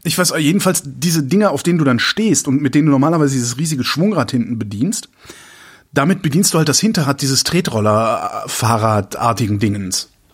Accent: Cologne, North Rhine-Westphalia, Germany; moved away; da, wo ich herkomme, also Köln

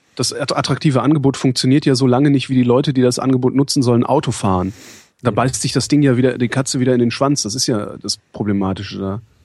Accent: Cologne, North Rhine-Westphalia, Germany; moved away; In Köln geht es mir ja auch so in meiner, in meiner alten Heimatstadt oder Geburtsstadt

